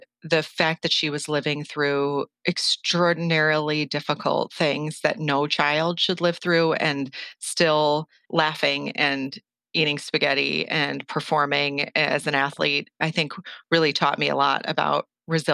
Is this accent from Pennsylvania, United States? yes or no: no; Flagstaff, Arizona, United States; now in Los Angeles, United States; I'm from Northern Arizona, Flagstaff to be specific, and I grew up with one sister and two parents